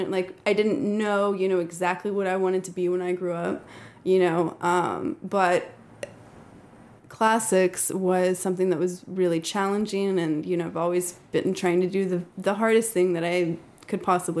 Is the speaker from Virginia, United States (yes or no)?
no; Dallas, Texas, United States; moved away as an adult; now in Austin, United States; So I kind of always wanted to move to Austin after high school and being in Dallas.